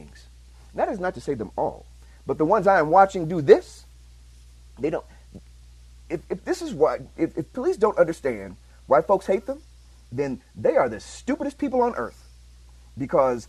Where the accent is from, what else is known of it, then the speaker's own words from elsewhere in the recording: Chicago, Illinois, United States; I'm from Chicago.